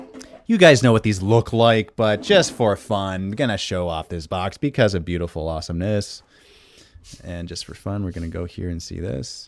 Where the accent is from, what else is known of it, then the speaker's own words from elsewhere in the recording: Canada; accent: Canadian; It's my Canadian accent.